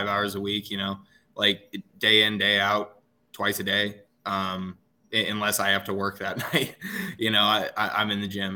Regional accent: Northern Nevada, United States; born or raised there; moved away as an adult; also born or lived in San Jose / Reno; now in North Carolina, United States

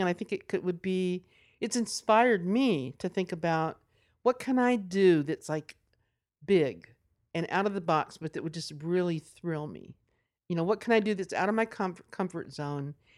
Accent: Nashville, Tennessee, United States; I'm from Nashville

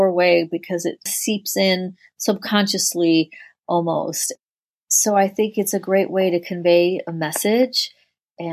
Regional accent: Rochester, New York, United States; I grew up in Rochester, New York, which is upstate New York

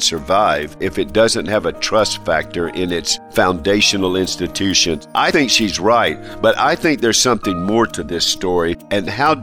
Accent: North Carolina, United States; now in Alabama, United States; I love my home state, North Carolina

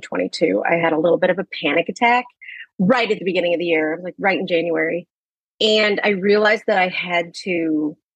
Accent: St. Louis, Missouri, United States; now in New York, United States; I live in New York and I grew up in St. Louis

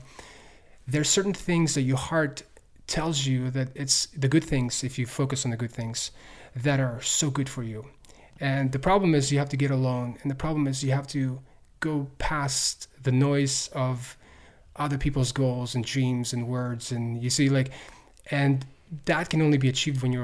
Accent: Ukraine; also born or lived in Tennessee, United States; now in United States; I'm from Ukraine.

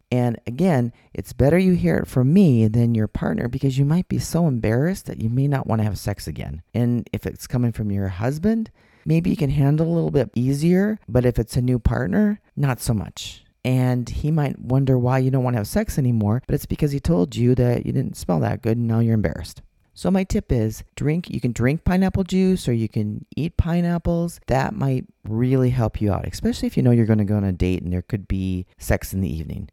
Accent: Minnesota, United States; now in Arizona, United States; I'm from Minnesota

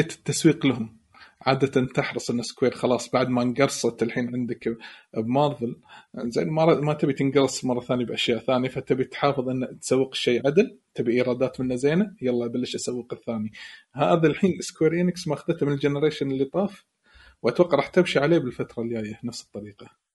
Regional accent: Kuwait; عندنا بالكويت

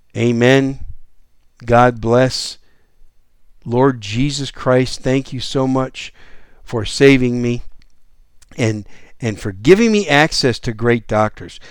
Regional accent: Green Bay, Wisconsin, United States; moved away as an adult; also born or lived in New York City; now in San Antonio, United States; I was born in New York City, but when I was three years old, we moved to Wisconsin, and I was raised just outside of Green Bay, Wisconsin, in the cold weather.

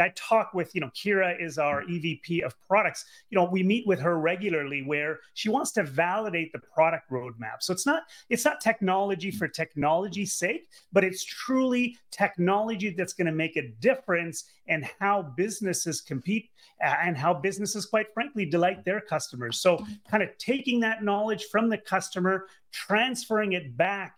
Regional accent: Canada; I'm Canadian, grew up in Canada and went to University of Ottawa

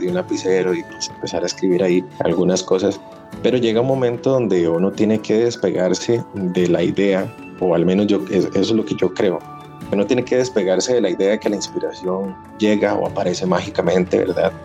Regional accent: Costa Rica; nosotros tenemos como costarricenses un pasado muy, no sé, glorioso

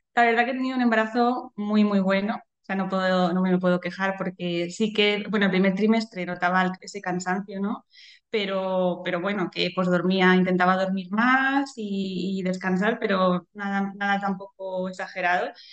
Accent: Madrid, Community of Madrid, Spain; also born or lived in Boadilla del Monte, Madrid; soy de, Madrid de toda la vida

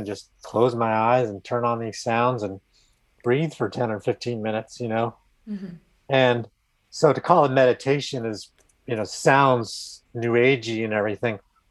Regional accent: California, United States; I grew up out in California

